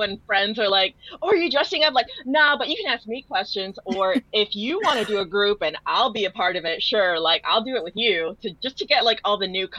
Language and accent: English; Tampa, Florida, United States; my hometown, which is Tampa